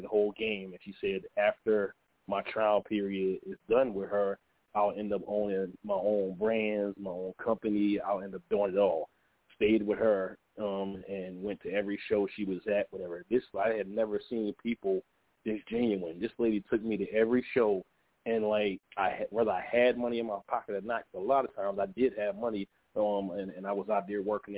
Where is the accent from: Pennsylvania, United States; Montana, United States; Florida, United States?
Pennsylvania, United States; Philadelphia; I was born in Philadelphia, Pennsylvania, and I lived out there